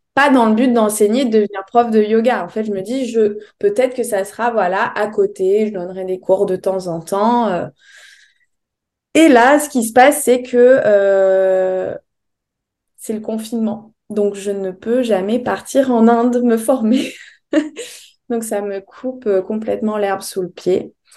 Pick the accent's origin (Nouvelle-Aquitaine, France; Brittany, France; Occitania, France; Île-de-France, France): Nouvelle-Aquitaine, France; Bordeaux; moved away as an adult; also born or lived in Paris; je suis de Bordeaux